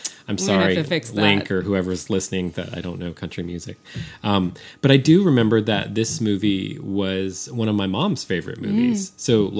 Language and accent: English; San Francisco, California, United States; now in Austin, United States; I grew up in San Francisco. I was a city kid.